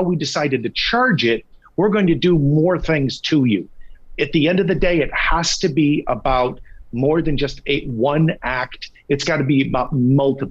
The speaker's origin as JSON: {"language": "English", "town": "San Diego", "region": "California", "country": "United States", "tie": "born or raised there", "also_born_or_lived": "Minneapolis-St. Paul, Minnesota", "moved": "yes", "lives_now": "Minneapolis, United States", "said": "I'm a California boy, man. I was born, I was raised, I grew up in California, so I know it well."}